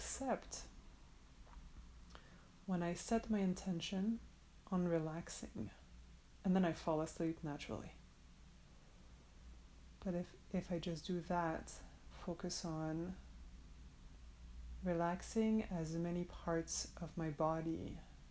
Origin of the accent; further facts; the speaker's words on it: France; I'm from France